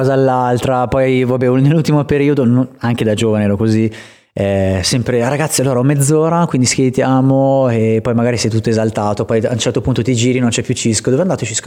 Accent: Vigevano, Lombardy, Italy; negli spot che, mm, nel quale sono cresciuto anche a livello skatistico

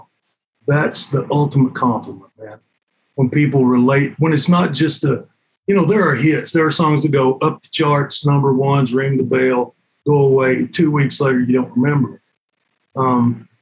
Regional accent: Cumberland Gap, Tennessee, United States; also born or lived in Knoxville, Tennessee; grew up just north of there, a place called Cumberland Gap.

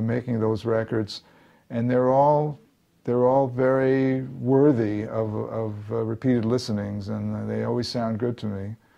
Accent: New York, United States; moved away as an adult; now in Los Angeles, United States; I lived my whole life in, in New York. I, I, guess I'm forever a New Yorker

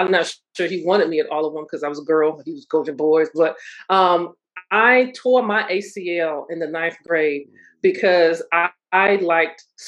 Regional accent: Suffolk, Virginia, United States; also born or lived in Norfolk, Virginia; I am from surprising Suffolk. In Suffolk, Virginia, it's the peanut capital

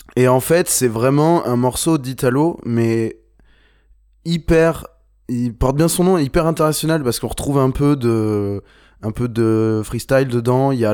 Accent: Bordeaux, Nouvelle-Aquitaine, France; on est de Bordeaux

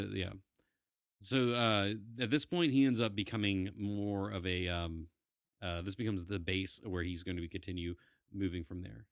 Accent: the South, United States; we are from the South

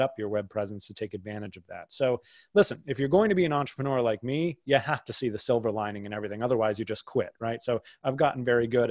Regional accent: outside of Boston, Massachusetts, United States; I grew up outside of Boston

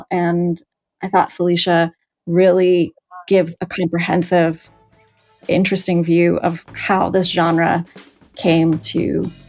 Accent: New York City, New York, United States; I grew up in Queens.

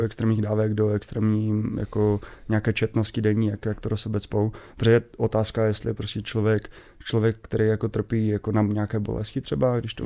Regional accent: Český Těšín, Moravian-Silesian Region, Czechia; já pocházím z Těšina

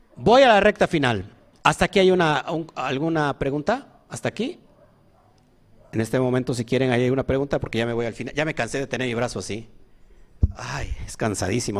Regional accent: Orizaba, Veracruz, Mexico; yo nací en Orizaba. Sí, nací en Orizaba. Creo que todos aquí somos orizabeños, ¿no?

